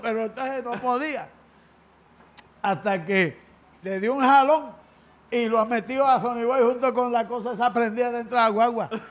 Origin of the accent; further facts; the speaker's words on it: Salinas, Puerto Rico; yo nací en el pueblito de Salinas, en esa esquina donde aún vivo.